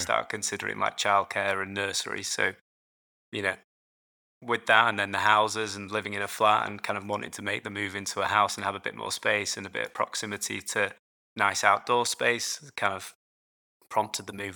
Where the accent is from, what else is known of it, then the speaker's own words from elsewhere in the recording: Yorkshire and the Humber, United Kingdom; moved away as an adult; also born or lived in London; now in Edinburgh, United Kingdom; I grew up in Yorkshire, so just about three hours north of London. Um, so yeah, a, all my life in, in, in Yorkshire